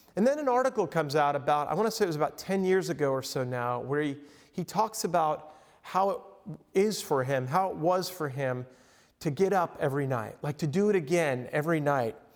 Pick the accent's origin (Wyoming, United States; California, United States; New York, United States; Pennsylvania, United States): New York, United States; Long Island; also born or lived in Lake Michigan coast; now in Michigan, United States; I grew up on Long Island in New York